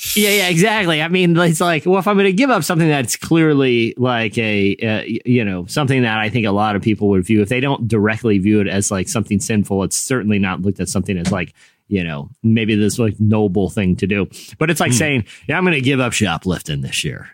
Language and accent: English; Virginia, United States; I grew up in you know Virginia